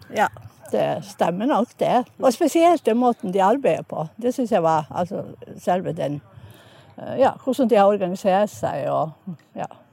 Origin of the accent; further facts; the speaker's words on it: Enontekiö, Lapland, Finland; now in Stavanger, Norway; Jeg er egentlig fra Enontekya, men bor i Stavanger